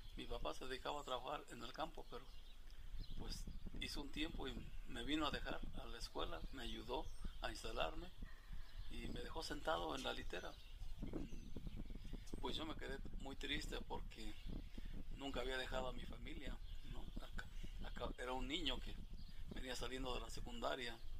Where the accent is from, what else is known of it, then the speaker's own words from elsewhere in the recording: his village near Tepatepec, Hidalgo, Mexico; tendría que caminar de mi pueblo a la carretera, dos kilómetros, de Tepatepec al Meche otros dos kilómetros